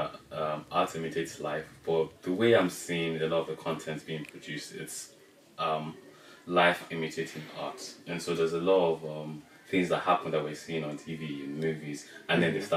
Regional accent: Nigeria; I'm Nigerian

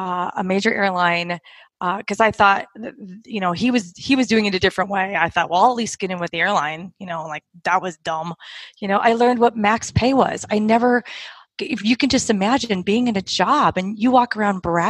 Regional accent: Orange County, Southern California, United States; also born or lived in Park City, Utah; I was born and raised in Southern California in Orange County

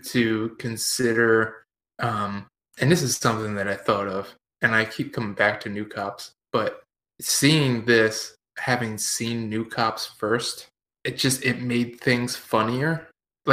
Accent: Pennsylvania, United States; Growing up near Gettysburg

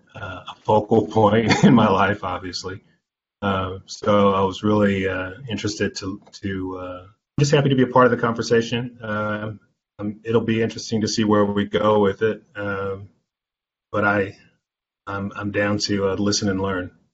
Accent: Anderson, Indiana, United States; I am was born and raised in Anderson, Indiana, which is where I'm speaking from now

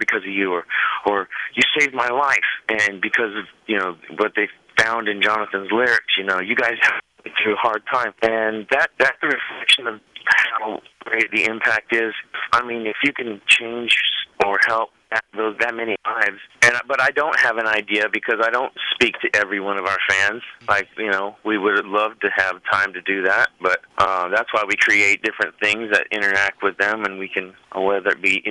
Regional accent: Bakersfield, California, United States; accent: Bakersfield accent; southern accent; moved away; I'll always be from Rosedale. I even have a Bakersfield accent

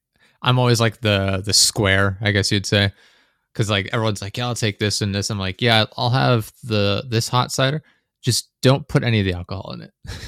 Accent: Pennsylvania, United States

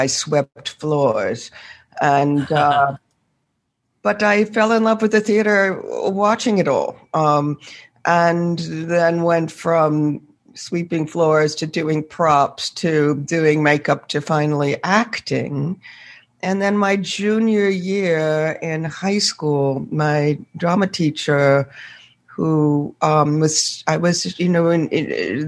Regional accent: Northampton, Massachusetts, United States; I was born in Massachusetts, and my father was an American historian, professor, and my mother a teacher of reading. I started out as a little girl in Northampton, Massachusetts

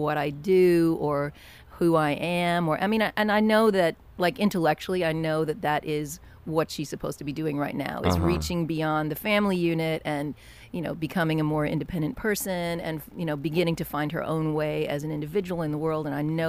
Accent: Kentucky, United States; I grew up in Kentucky, and and we lived in a, you know, pretty small town and a place where everybody kind of knew each other, and you didn't lock your doors at night

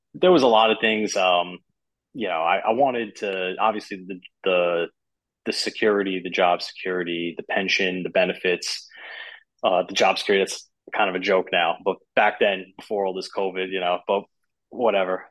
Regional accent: Long Island, New York, United States; I grew up on Long Island.

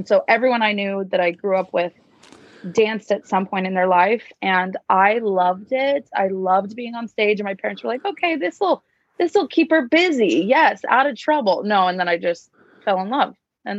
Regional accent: Cedar Hills, Utah, United States; I am originally from Cedar Hills, Utah. It's like 35 minutes south of Salt Lake. I grew up there, trained there.

